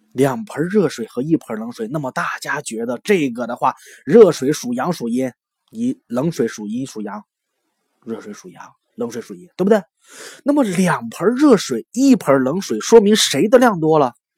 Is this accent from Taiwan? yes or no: no; China; 咱们都是中国人